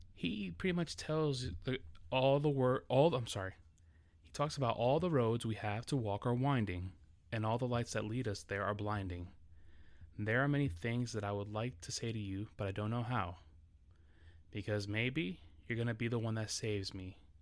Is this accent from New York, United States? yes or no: yes; New York City, New York, United States; English is a second language; growing up in New York City